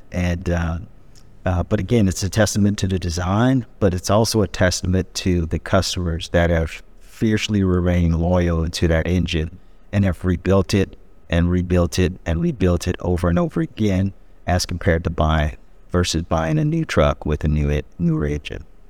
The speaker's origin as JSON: {"language": "English", "town": "Peoria", "region": "Illinois", "country": "United States", "tie": "born or raised there", "moved": "as an adult", "said": "I'm born and raised to a Peorian"}